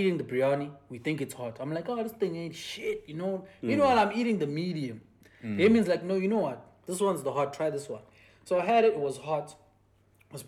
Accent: Durban, KwaZulu-Natal, South Africa; moved away; as Indian people that are from Durban, every time we go to Durban, we always want to get a taste of that culture again

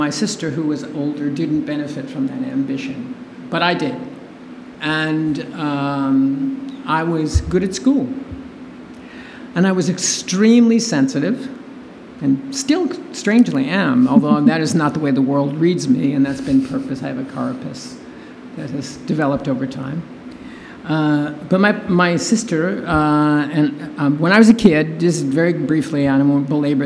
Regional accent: New York City, New York, United States; I'm from Brooklyn, New York. I was born in an Italian-American family

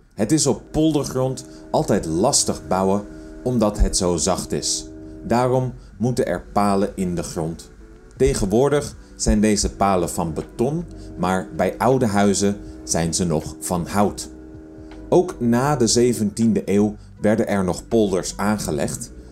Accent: between De Rijp and Wormerveer, North Holland, Netherlands; Zijn huis stond tussen de Rijp en Wormerveer, waar ik opgegroeid ben.

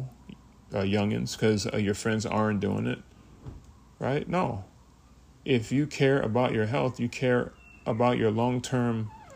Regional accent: United States; I was born in America

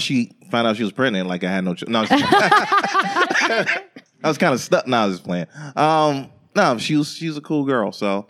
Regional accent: Florida, United States; I'm from Florida

